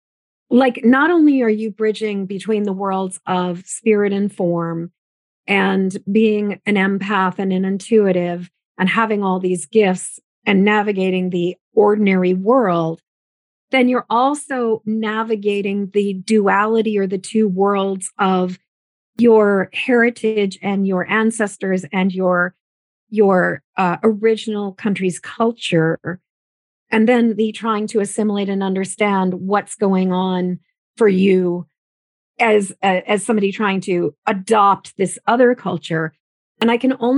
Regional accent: United States; my mother is a first generation American. My father, his family is more established in America.

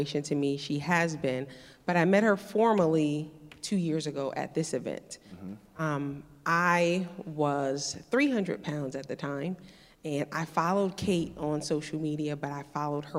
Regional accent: New England, United States; now in Tampa, United States; I'm coming to you from Tampa, Florida, although I am originally from New England.

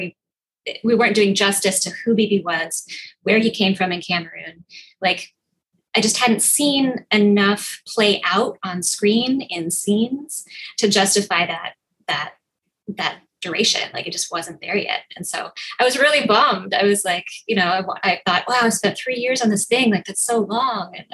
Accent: Minneapolis, Minnesota, United States; now in New York, United States; I grew up in Minneapolis

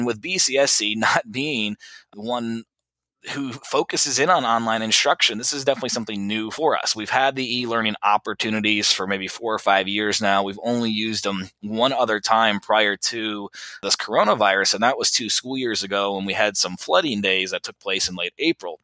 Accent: Columbus, Indiana, United States; migrating back home to Columbus

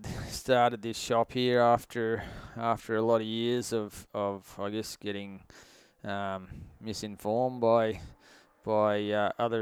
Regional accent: Queensland, Australia; Well, I guess I was originally from Queensland and always had a passion for hunting, like a lot of guys.

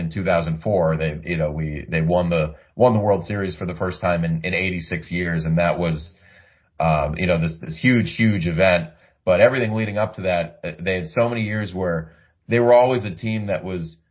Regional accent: Boston, Massachusetts, United States; growing up in the Boston area

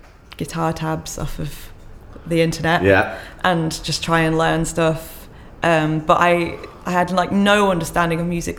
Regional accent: South East England, United Kingdom

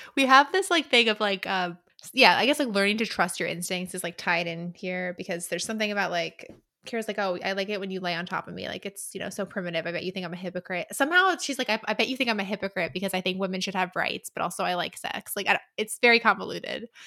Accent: United States; I'm American.

